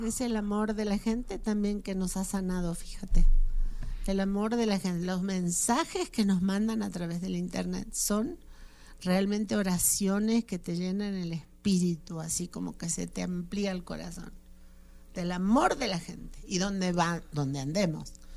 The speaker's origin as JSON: {"language": "Spanish", "country": "Argentina", "moved": "yes", "lives_now": "Mexico", "said": "mi país, Argentina"}